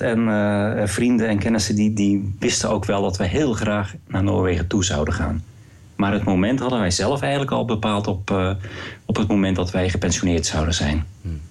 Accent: Rotterdam, South Holland, Netherlands; moved away as an adult; also born or lived in Waalwijk; now in Norway; ik ben een, geboren in Rotterdam

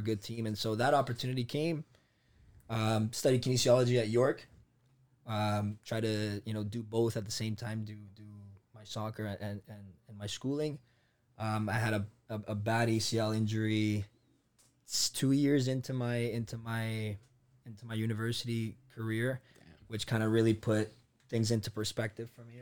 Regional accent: Toronto, Ontario, Canada; also born or lived in Colombia; now in Milton, Canada; Came to Scarborough, right? Moved to Scarborough as a family. Did all of my elementary school there, right?

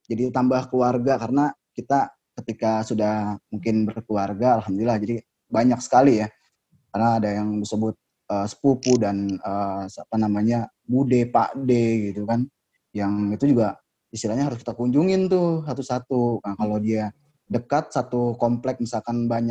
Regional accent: Jakarta, Indonesia; Uh, kalau bicara mudik, sebenarnya jujur saya orang Betawi asli gitu ya.

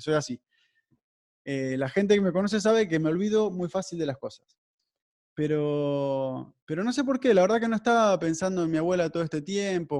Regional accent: Nueve de Julio, Buenos Aires Province, Argentina; moved away; also born or lived in Mar del Plata; el 9 de julio, que es una ciudad donde yo nací, pero ya no vivía ahí, yo vivía en Mar del Plata

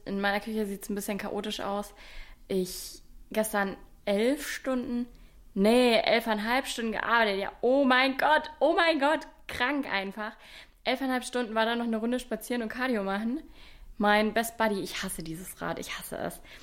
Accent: Bavaria, Germany; accent: Swabian; Ich komme aus Bayern, auch sehr unspektakulär. Ich weiß gar nicht, ob man mir das anhört, weil man zu mir immer sagt, dass ich relativ Hochdeutsch rede ich finde, ich schwebel schon ein bisschen

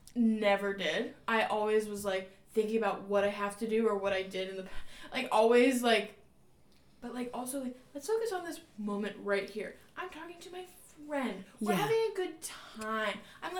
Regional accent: North Carolina, United States; also born or lived in Pittsburgh, Pennsylvania; But born in Pittsburgh, grew up in North Carolina my whole life

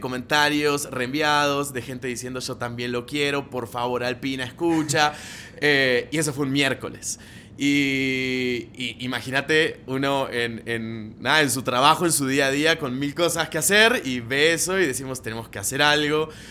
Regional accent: Argentina; moved away as an adult; now in Colombia; soy argentino, vivo hace nueve años en Colombia

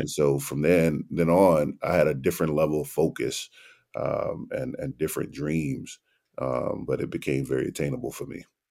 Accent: New Orleans, Louisiana, United States; moved away as an adult; also born or lived in Nashville; I grew up in New Orleans, Louisiana during a time when it was the murder capital of the world

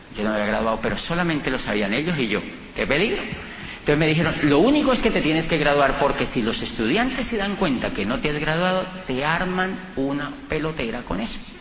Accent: Colombia; yo vengo de Colombia

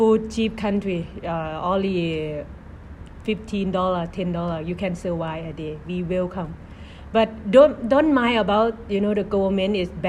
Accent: Thailand; moved away; from Thailand.

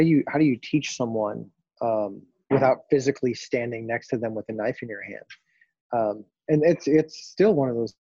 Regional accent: Minnesota, United States; moved away as an adult; also born or lived in North Dakota / Fargo, North Dakota; now in Dallas, United States; I grew up in Minnesota, you know, land of 10,000 lakes

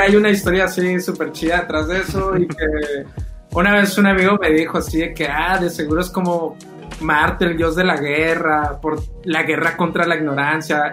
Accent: Mexico; como mexicanos

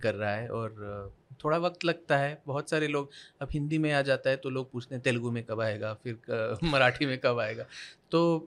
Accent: Karnataka, India; मैं कर्नाटका से आता हूँ कन्नड़ा बोलता हूँ

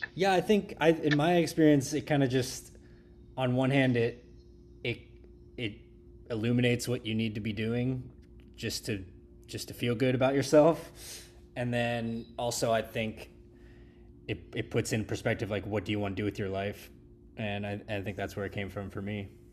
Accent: Pittsburgh, Pennsylvania, United States; I grew up in Kennedy Township, which is, like, sorta up the hill from there

